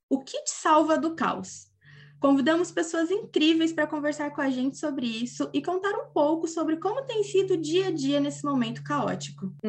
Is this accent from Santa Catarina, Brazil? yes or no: no; São Paulo, Brazil; jornalista e tenho 23 anos. Sou do interior de São Paulo, mas já morei em vários lugares, inclusive na capital